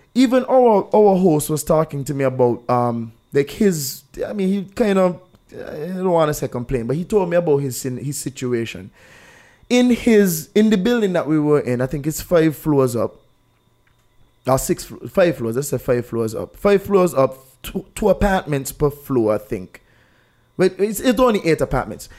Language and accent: English; St. Kitts & Nevis; I'm from Saint Kitts